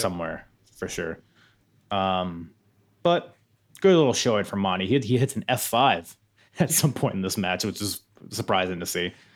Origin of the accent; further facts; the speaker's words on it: Philippines; I'm, I'm a Filipino